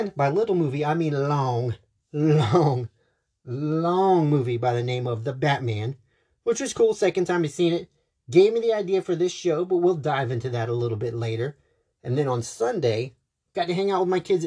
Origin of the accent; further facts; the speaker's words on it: Charleston, United States; my hometown